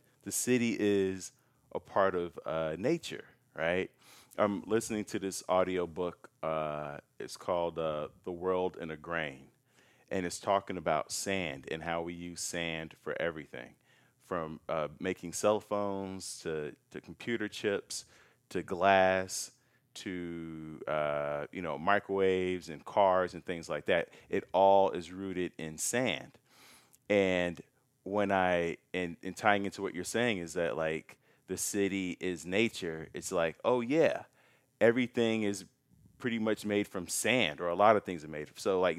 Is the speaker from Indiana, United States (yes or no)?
no; Chicago, Illinois, United States; It's like, I'm from Chicago.